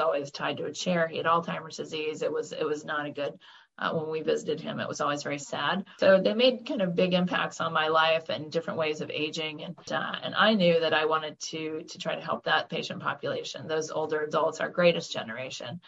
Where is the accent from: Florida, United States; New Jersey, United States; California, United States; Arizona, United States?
Florida, United States; Orlando; moved away; I'm from Orlando, Florida, actually. I grew up uh, in the land of Mickey Mouse and Disney World.